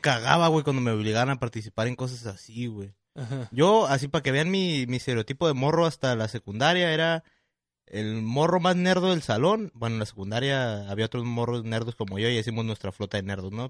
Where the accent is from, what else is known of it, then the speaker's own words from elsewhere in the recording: Tijuana, Baja California, Mexico; nosotros que somos de aquí de Tijuana